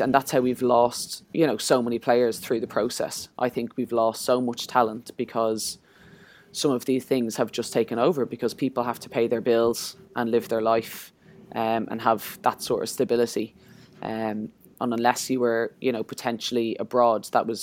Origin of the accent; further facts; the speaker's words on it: Ireland; as Irish people